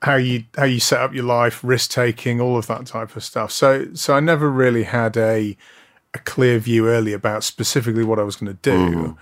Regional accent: Blackpool, North West England, United Kingdom; moved away; Well, it was, I grew up in Blackpool.

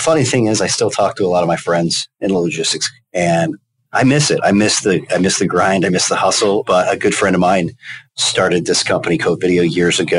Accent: Holland, Michigan, United States; I'm from Holland, Michigan. I went to a little school in Grand Rapids, Michigan called Aquinas College, where I studied political science

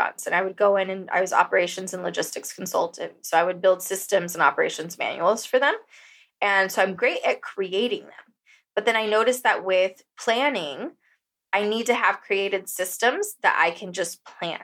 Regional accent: Costa Rica; moved away as an adult; also born or lived in San Diego, California; now in Bali, Indonesia; growing up in Costa Rica, like I did for 18 years

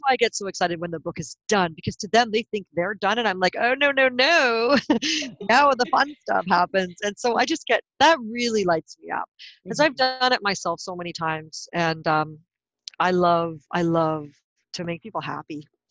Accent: White Rock, British Columbia, Canada; I'm from originally from a little tiny seaside town called White Rock, British Columbia, Canada

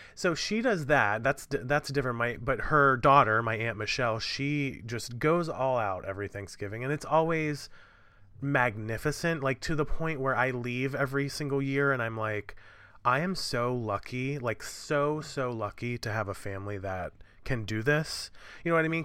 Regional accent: New York City, New York, United States; I'm a New Yorker

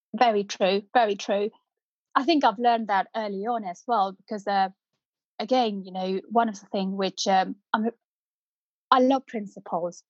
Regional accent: North India, India; first language Punjabi; English is a second language; now in United Kingdom; I grew up in North India

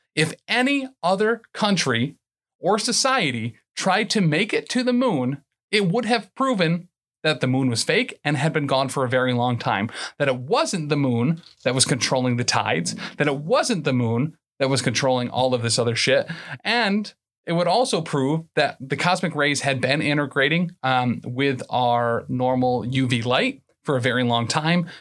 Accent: San Diego, California, United States

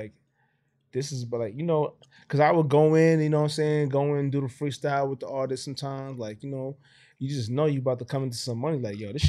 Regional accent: New York, United States; I'm from New York. I go to Dallas.

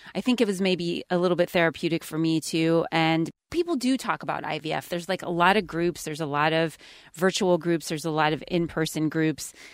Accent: California, United States; I grew up in California

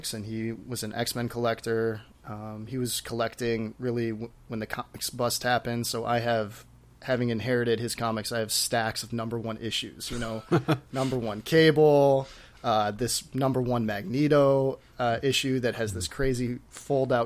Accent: Detroit, Michigan, United States; now in Grand Rapids, United States; I'm from Metro Detroit, Michigan, originally

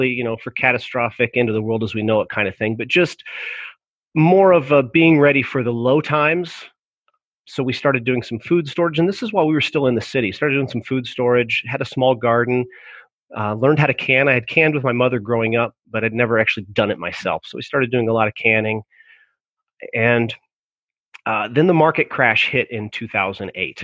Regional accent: Virginia, United States; moved away as an adult; also born or lived in Colorado; now in Michigan, United States; I'm originally from Virginia. We got married in Virginia and then moved up here

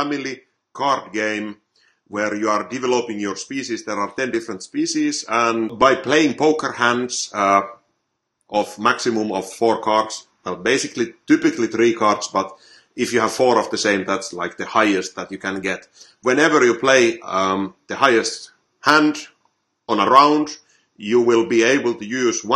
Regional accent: Finland; I'm from Finland

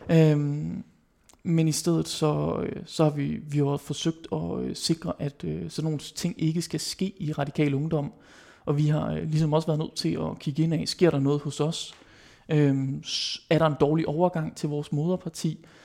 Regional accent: West Jutland, Denmark; nu er jeg jo vestjyde

